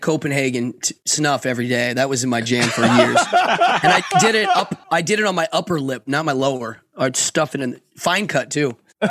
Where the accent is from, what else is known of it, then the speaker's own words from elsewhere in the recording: Altoona, Pennsylvania, United States; Altoona. Yeah, Altoona. I'm from there.